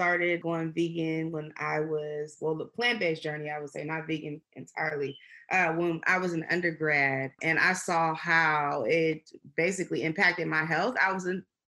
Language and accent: English; San Francisco, California, United States; also born or lived in Houston; we're originally from Babyhurst Point, San Francisco